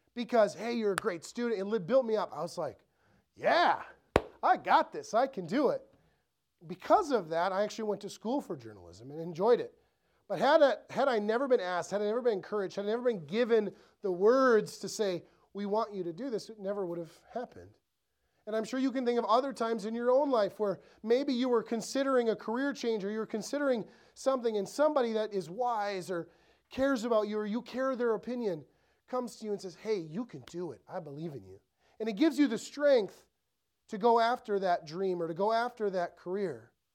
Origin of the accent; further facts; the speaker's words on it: Ellsworth, Wisconsin, United States; I grew up in Ellsworth, so super small town, three thousand people